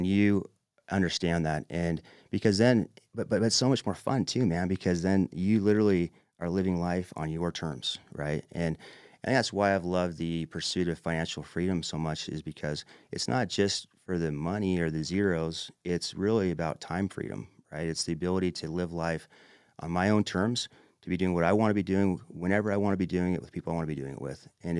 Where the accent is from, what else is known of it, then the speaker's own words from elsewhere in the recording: Manti, Utah, United States; I'm a kid from Manti